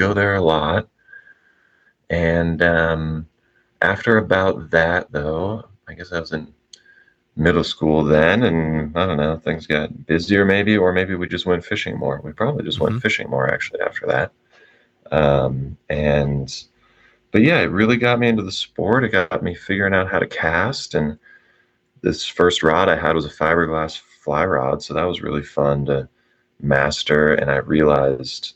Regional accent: just north of San Francisco, Northern California, United States; born or raised there

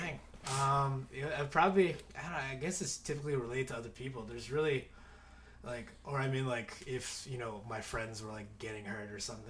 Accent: Seattle, Washington, United States; I grew up in Seattle as well

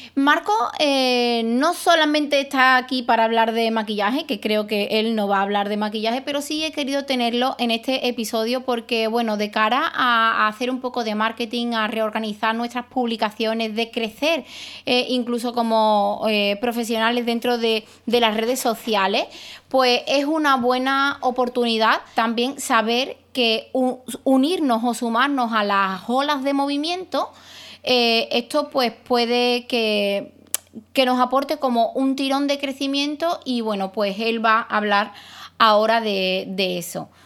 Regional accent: Spain; los españoles eh, nos hemos apropiado

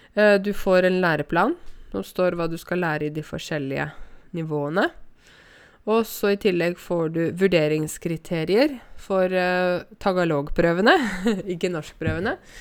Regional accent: Norway; Ja, jeg er norsk, jeg er nordmann

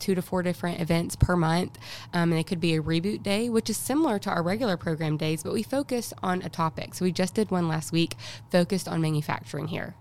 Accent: Coleman, Alabama, United States; moved away as an adult; now in Huntsville, United States; I'm originally from Coleman

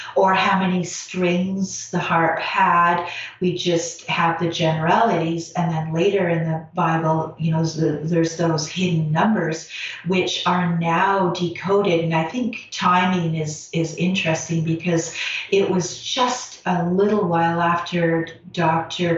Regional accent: Canada; I'm Canadian

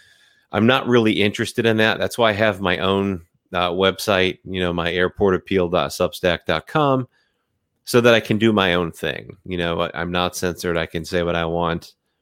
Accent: United States; also born or lived in South; I was actually born in the South, raised in New England, and then moved back to the South. So I've been all up and down the East Coast.

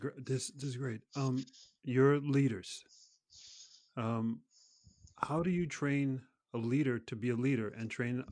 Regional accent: New York City, New York, United States; now in Norway; I'm from New York City.

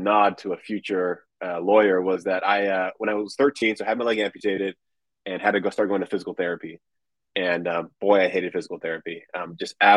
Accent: Southern California, United States; growing up in California

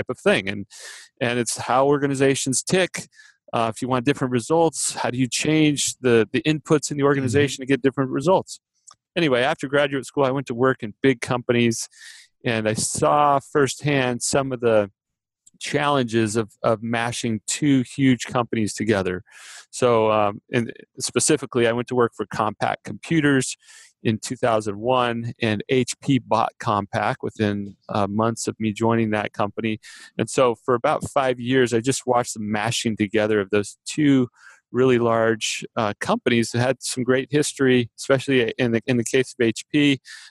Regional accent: Phoenix, Arizona, United States; I grew up in the Phoenix area

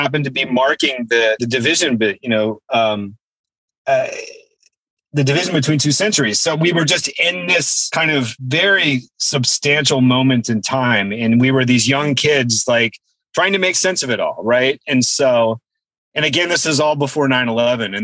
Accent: Virginia, United States; moved away; I was from Virginia

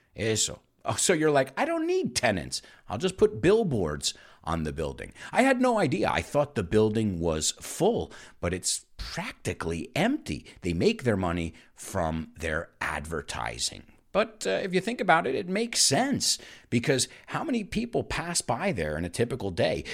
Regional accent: New York City, New York, United States; moved away; as a New Yorker

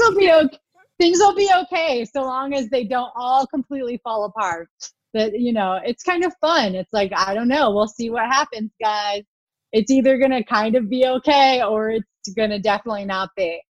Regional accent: United States; I'm an American

